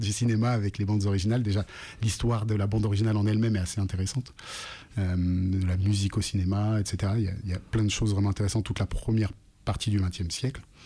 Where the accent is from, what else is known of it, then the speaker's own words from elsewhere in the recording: Lyon, Auvergne-Rhône-Alpes, France; Je viens de Lyon